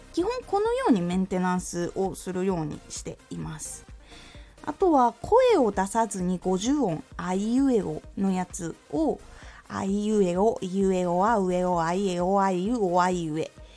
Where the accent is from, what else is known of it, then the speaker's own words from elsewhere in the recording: Aomori, Japan; moved away; 特に私青森の出身で東北なので